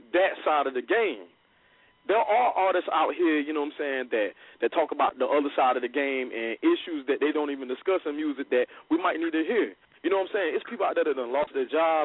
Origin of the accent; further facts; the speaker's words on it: United States; I'm from Whitfield Homes